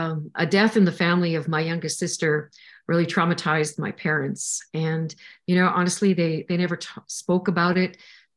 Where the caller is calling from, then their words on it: Saskatchewan, Canada; I'm coming in from Saskatchewan, Canada. It's been minus 48 this week, if you can imagine that.